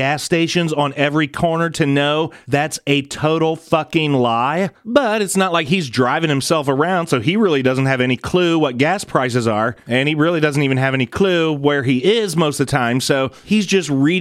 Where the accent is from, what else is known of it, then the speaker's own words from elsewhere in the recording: United States; we as the American people, as taxpayers